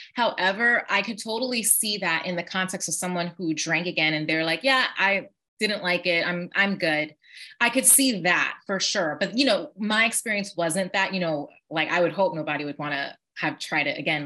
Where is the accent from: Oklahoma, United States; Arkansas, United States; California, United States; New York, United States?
New York, United States; I was born and raised in New York